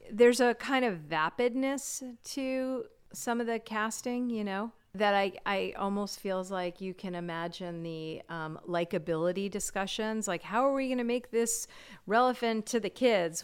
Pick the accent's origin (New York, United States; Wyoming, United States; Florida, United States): Florida, United States; Fort Lauderdale; moved away as an adult; now in California, United States; I grew up in Fort Lauderdale, Florida